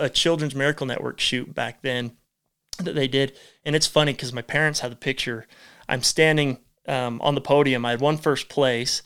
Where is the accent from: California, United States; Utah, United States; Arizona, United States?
Utah, United States; St. George; also born or lived in Hurricane, Utah / Enterprise, Utah / Idaho; we were born here, I was born in Saint George.